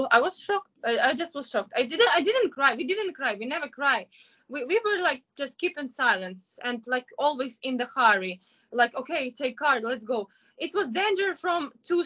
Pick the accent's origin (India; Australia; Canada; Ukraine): Ukraine; Kyiv; moved away as an adult; now in Shanghai, China; I'm from Kiev